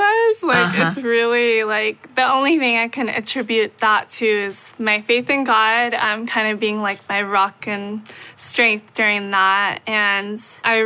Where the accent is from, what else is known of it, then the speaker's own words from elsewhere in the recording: Hawaii, United States; I was born and raised in Hawaii. I'm still living there, and I love it